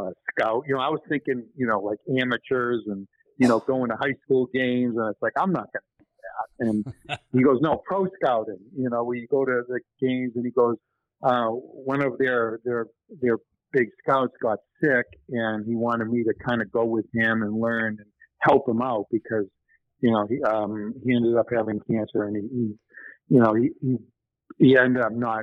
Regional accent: New Hampshire, United States; we grew up in New Hampshire together

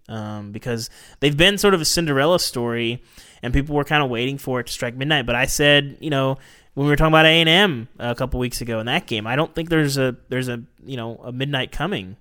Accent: Arkansas, United States; Growing up in Arkansas

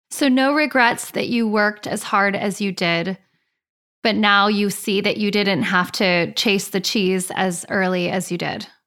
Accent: Laguna Beach, California, United States; I grew up in Laguna Beach.

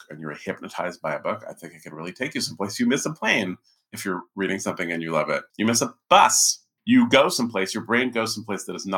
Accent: California, United States; growing up in California in the 70s

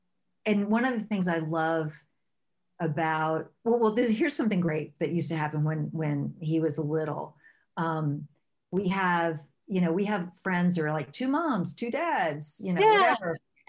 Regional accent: the South, United States; And I grew up in the South.

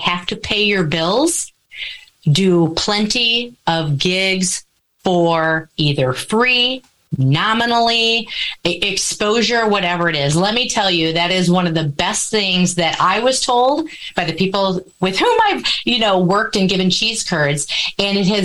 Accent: Wisconsin, United States; I am a born and bred cheesehead

